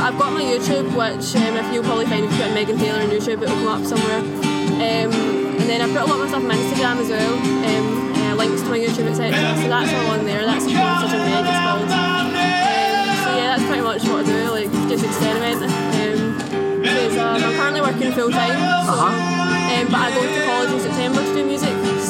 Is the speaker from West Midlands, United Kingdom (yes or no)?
no; Greenock, Scotland, United Kingdom; now in Kirkluck, United Kingdom; I'm originally from Greenock, but we moved up here, and I've lived here for about 10 years now